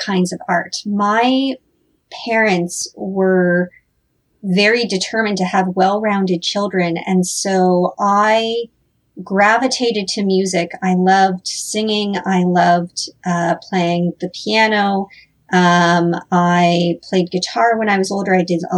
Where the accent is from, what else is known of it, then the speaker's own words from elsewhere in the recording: Northern Ontario, Canada; also born or lived in Toronto; now in Hamilton, Canada; I grew up in Northern Ontario